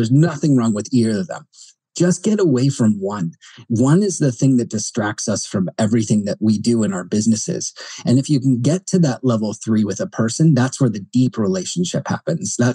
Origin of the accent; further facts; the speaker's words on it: New Jersey, United States; Sorry, New Yorkers, but I'm from Jersey, a close cousin.